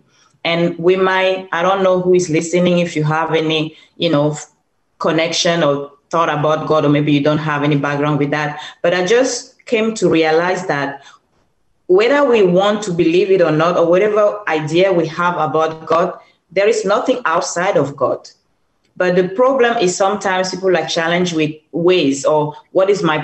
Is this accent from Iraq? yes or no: no; Cameroon; moved away; So I'm originally from Cameroon